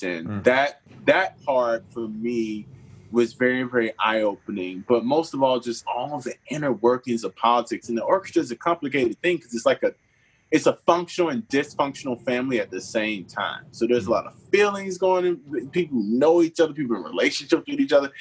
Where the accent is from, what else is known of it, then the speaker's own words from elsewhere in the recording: Pensacola, Florida, United States; moved away as an adult; also born or lived in Cleveland / New York / Los Angeles / Houston; now in Nashville, United States; I'm from Pensacola, Florida. I'm the youngest of six kids. A preacher's kid. Started out there